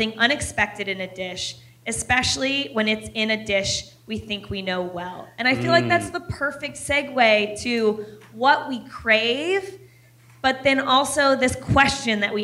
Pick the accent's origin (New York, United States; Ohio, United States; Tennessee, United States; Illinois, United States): Ohio, United States; also born or lived in Washington, D.C. suburbs; I was born in Ohio. We were raised between like Ohio and a suburb of Washington, D.C.